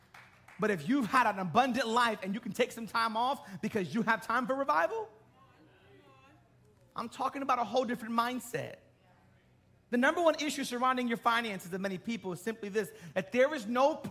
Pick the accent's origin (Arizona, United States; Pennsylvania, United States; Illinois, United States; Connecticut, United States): Connecticut, United States; Bridgeport; I'm from Bridgeport